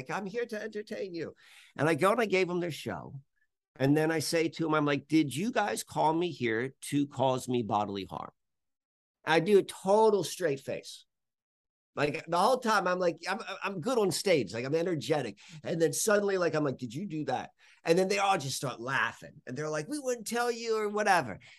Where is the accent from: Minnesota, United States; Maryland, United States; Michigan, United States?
Maryland, United States; Baltimore; I came from Baltimore to to the Amish countryside